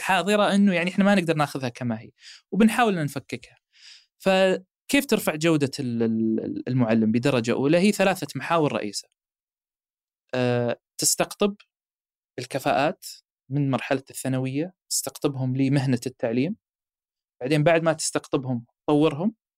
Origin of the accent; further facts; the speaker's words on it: Saudi Arabia; احنا عندنا في السعوديه